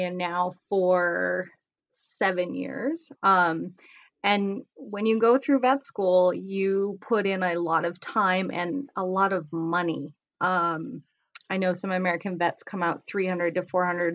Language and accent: English; Canada; moved away as an adult; now in United States; I'm originally from Canada, so I went to school in Canada, but I have talked to other veterinarians in the States here.